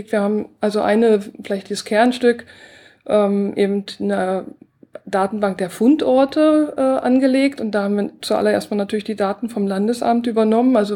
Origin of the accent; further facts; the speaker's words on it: Mecklenburg-Vorpommern, Germany; Ja, also ich bin in Mecklenburg aufgewachsen und habe schon ganz früh als Schülerin mit Naturschutz angefangen und mit Pflanzenbestimmung, schon mit zwölf ungefähr. Und habe dann eben auch schon so ein bisschen Citizen Science gemacht, in der DDR noch.